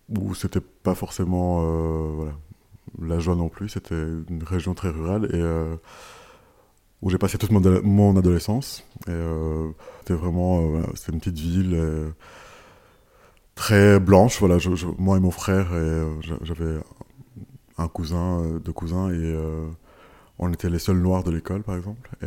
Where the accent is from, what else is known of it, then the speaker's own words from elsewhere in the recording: Rwanda; born there; also born or lived in Kenya; Voilà, je suis né au Rwanda, puis j'ai vécu au, Kenya